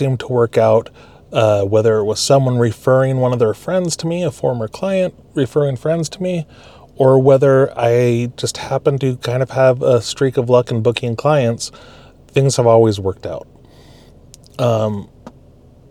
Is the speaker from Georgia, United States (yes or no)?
no; Alaska, United States; moved away; also born or lived in California / Utah; I grew up in Alaska, spent a little bit of time in California, finished a college degree in Utah